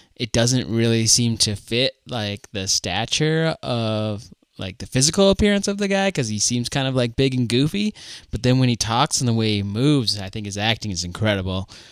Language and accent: English; Fargo, North Dakota, United States; I'm from Fargo